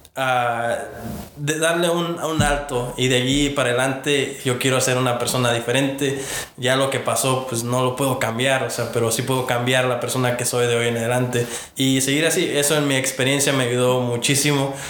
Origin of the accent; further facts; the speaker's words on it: Virginia, United States; moved away; yo vengo de Virginia, ah, este, allá mis papás este, llegaron, allá han, eh, hecho su vida y, yo allá fue donde di mis primeros pasos en lo que es mi, fe hoy en día